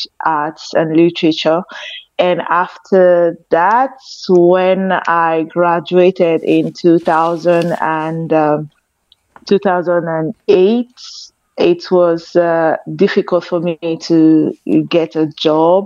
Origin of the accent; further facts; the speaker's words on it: Lagos, Nigeria; I come from Nigeria. And I was born in Lagos, Nigeria.